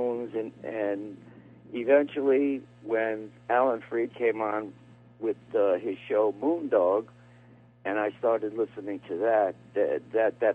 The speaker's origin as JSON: {"language": "English", "town": "Bridgeport", "region": "Connecticut", "country": "United States", "tie": "born or raised there", "also_born_or_lived": "Shelton, Connecticut", "said": "I was born in Bridgeport, and now for the past almost 21 years, I live in Shelton, Connecticut"}